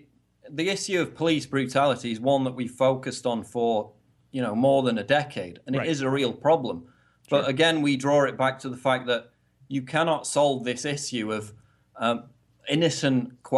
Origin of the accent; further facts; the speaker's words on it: the north of England, United Kingdom; I mean, I'm from the north, so I would normally be quite broad, so I've tempered my accent over the years to sound more kind of, you know, middle of the road, but I still have an accent